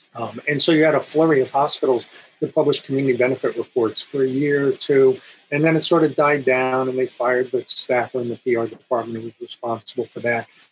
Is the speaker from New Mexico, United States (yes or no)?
no; New Jersey, United States; moved away as an adult; also born or lived in Iowa; I grew up in New Jersey